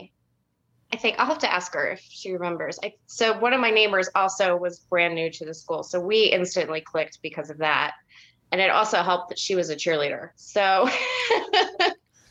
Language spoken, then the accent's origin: English; Phoenixville, Pennsylvania, United States; also born or lived in Kentucky / Blue Bell, Pennsylvania; I grew up in Phoenixville. We then moved to Kentucky in the middle of seventh grade